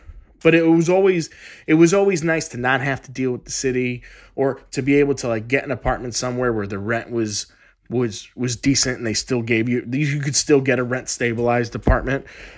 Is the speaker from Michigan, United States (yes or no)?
no; Connecticut, United States; moved away as an adult; also born or lived in Queens, New York; now in New York City, United States; I grew up in Connecticut, and but then I moved out here when I was 18, and I went to St. John's University in Queens.